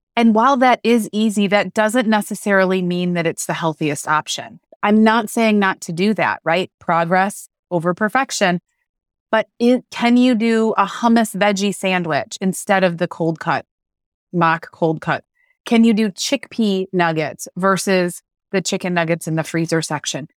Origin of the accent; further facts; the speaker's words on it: Western New York, United States; I grew up in Western New York